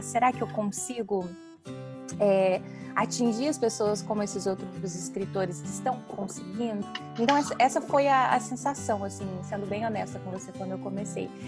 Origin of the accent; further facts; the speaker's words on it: Paraná, Brazil; moved away as an adult; also born or lived in Mato Grosso; now in London, United Kingdom; eu nasci no Mato Grosso, mas eu me mudei para o Paraná. Um, acho que eu tinha dois anos de idade, talvez nem isso. Então, é, eu me considero mais paranaense